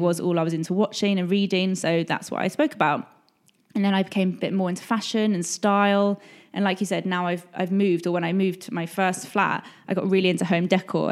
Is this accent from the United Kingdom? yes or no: yes; England, United Kingdom; I'm English